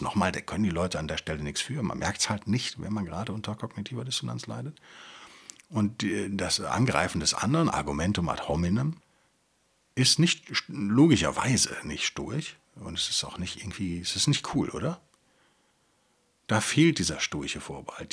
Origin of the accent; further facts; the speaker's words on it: Rhineland, Germany; als Rheinländer